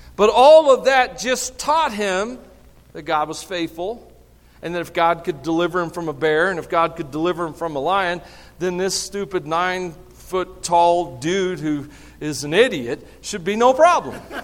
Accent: the South, United States; I'm from the South.

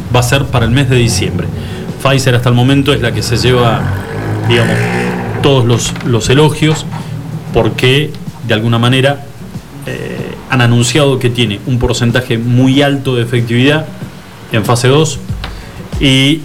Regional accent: Argentina; nos avergüenzan a todos como argentinos

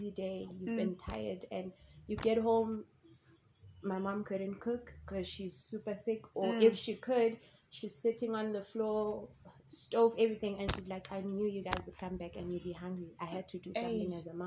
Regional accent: Johannesburg, Gauteng, South Africa; From Orange Grove to Berea, where high school was.

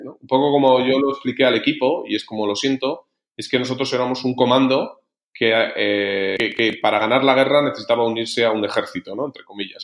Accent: Logroño, La Rioja, Spain; moved away as an adult; now in Madrid, Spain; soy de Logroño

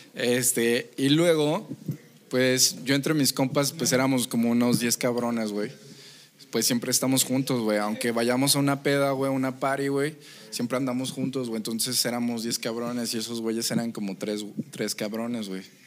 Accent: Mexico; yo estoy orgullosamente de ser mexicano

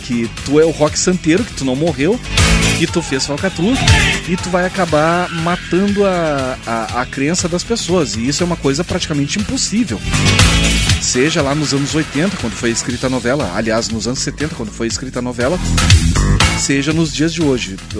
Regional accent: Rio Grande do Sul, Brazil; a gente é gaúcho

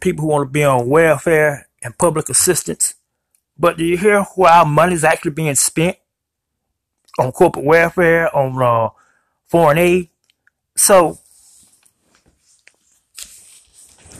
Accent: United States; We are American citizens

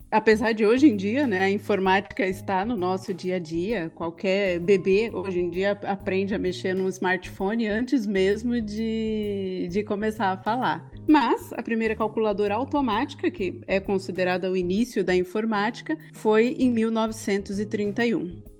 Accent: Guarulhos, São Paulo, Brazil; eu sou de Guarulhos e eu sou uma ignorante digital, praticamente.

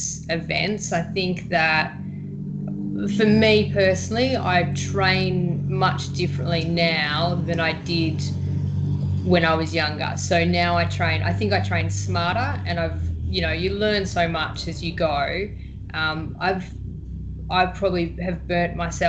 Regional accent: Victoria, Australia; also born or lived in Fremantle, Western Australia; now in Western Australia, Australia; I'm from Victoria, so over there we row and it's quite nice weather. And when I came over here

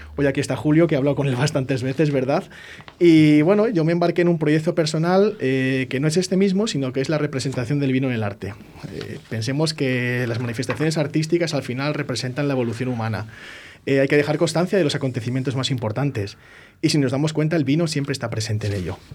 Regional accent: Medina del Campo, Castile and León, Spain; Medina del Campo, de donde yo soy

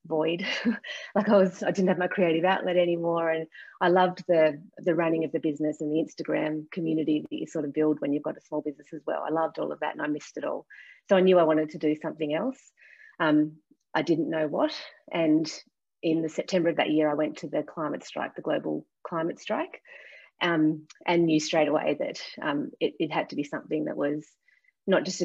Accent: Tasmania, Australia; also born or lived in London; I lived in London for a couple of years, and the first thing people asked me was, where are you from? And I'd say Tasmania

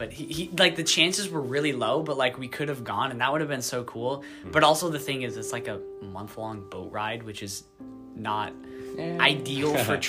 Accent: United States; I'm pretty American.

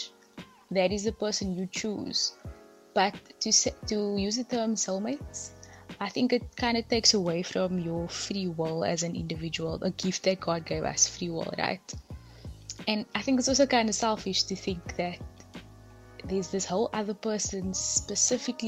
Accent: Cape Town, Western Cape, South Africa; I'm from Cape Town.

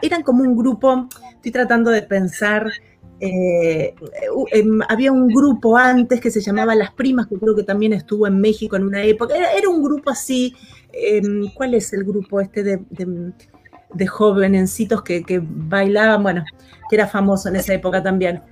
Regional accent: Buenos Aires Province, Argentina; moved away as an adult; now in Los Angeles, United States; soy, soy de Buenos Aires, nacida y, crecida allí

